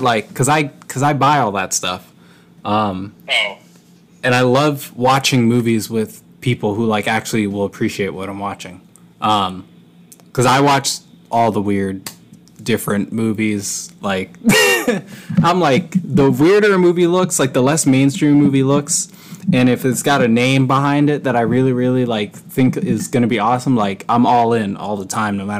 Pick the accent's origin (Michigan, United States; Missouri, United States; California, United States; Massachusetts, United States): Massachusetts, United States; I'm from Massachusetts.